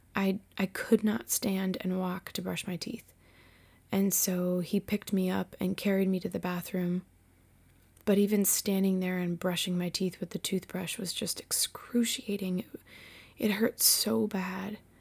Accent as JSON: {"language": "English", "region": "Massachusetts", "country": "United States", "tie": "born or raised there", "also_born_or_lived": "Winchester, Virginia", "said": "I was born and raised in Massachusetts, and I was an only child."}